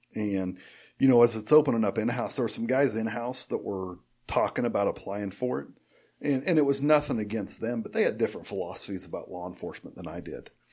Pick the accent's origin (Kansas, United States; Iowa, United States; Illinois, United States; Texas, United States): Kansas, United States; Ellsworth; also born or lived in Sterling, Kansas; I grew up in Ellsworth